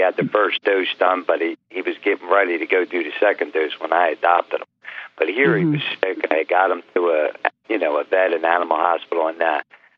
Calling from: Philadelphia, Pennsylvania, United States; Calling from Philadelphia, PA.

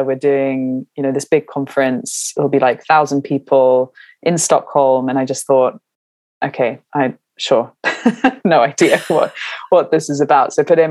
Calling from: London, United Kingdom; I'm calling from London and I am well.

